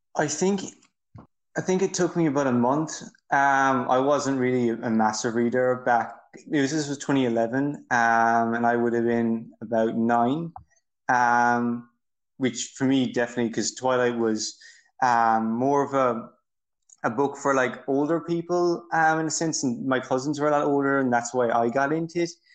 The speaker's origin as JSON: {"language": "English", "country": "Ireland", "said": "I'm from Ireland."}